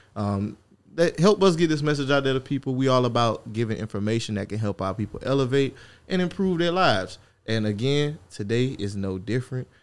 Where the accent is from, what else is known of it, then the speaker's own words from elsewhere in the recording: Louisiana, United States; We're from Louisiana.